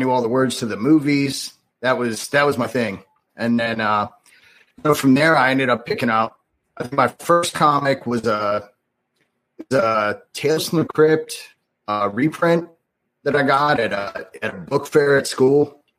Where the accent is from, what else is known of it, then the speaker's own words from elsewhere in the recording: Michigan, United States; also born or lived in Delaware; now in Wilmington, United States; Originally, I'm from Michigan, but spent most of my life in Delaware. And that's where I'm at now. So, Wilmington, Delaware.